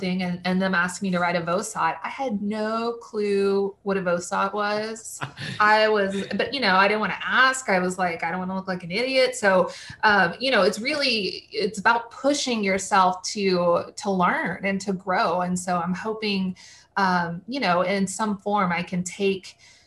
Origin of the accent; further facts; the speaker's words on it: Waco, Texas, United States; my first market was my hometown, Waco